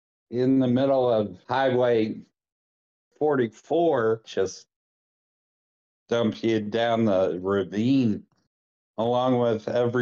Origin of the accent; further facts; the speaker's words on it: Hillsboro, United States; moved away; I'm originally from Jefferson County, from a little town called Hillsboro, where the men are men and the cows are scared.